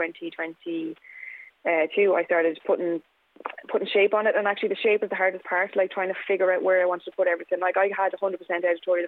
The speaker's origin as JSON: {"language": "English", "town": "Kilkenny", "region": "Leinster", "country": "Ireland", "tie": "born or raised there", "moved": "yes", "said": "when I was growing up in Kilkenny"}